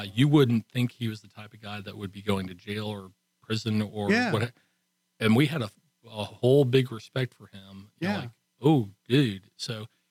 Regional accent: Texas, United States; accent: Texan; I'm speaking Texan. We've got guys speaking English.

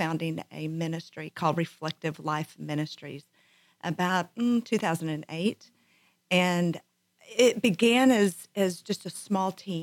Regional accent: Abilene, Texas, United States; I am from Abilene, Texas

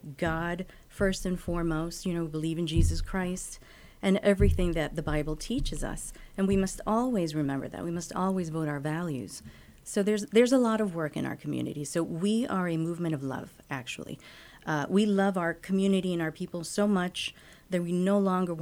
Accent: Miami, Florida, United States; moved away as an adult; also born or lived in Managua, Nicaragua / New York City / Budapest, Hungary; now in Texas, United States; So we made our way to Miami. And I was raised in Miami

